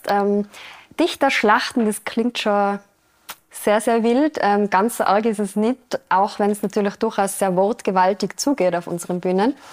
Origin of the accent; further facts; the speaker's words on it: Austria; Bei uns in Österreich sind es fünf Minuten.